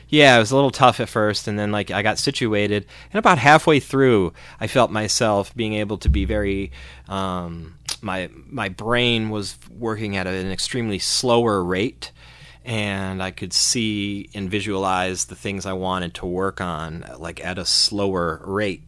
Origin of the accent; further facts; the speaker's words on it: Cleveland, Ohio, United States; we're from Cleveland